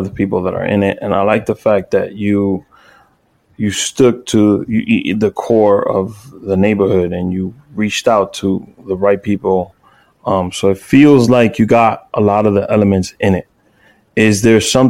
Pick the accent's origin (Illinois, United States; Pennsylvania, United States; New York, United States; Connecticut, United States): New York, United States; New York City; I'm from Watch Heights